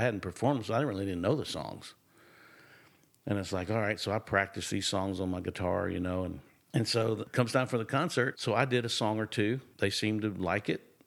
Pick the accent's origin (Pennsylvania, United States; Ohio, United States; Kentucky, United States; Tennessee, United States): Tennessee, United States; Nashville; accent: drawl; I was born and raised in Nashville